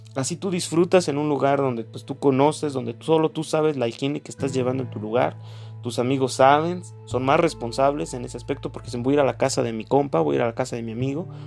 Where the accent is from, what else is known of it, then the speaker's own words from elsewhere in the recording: Mexico; Como mexicano